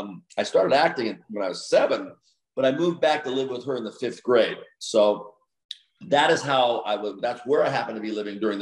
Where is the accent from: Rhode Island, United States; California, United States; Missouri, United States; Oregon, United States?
California, United States; Los Angeles; also born or lived in Geneseo, Illinois; I grew up in Los Angeles.